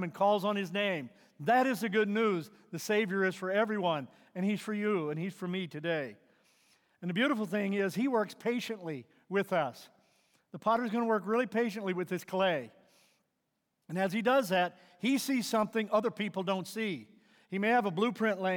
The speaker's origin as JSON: {"language": "English", "region": "Missouri", "country": "United States", "tie": "born or raised there", "moved": "yes", "said": "I grew up in Missouri, and growing up there"}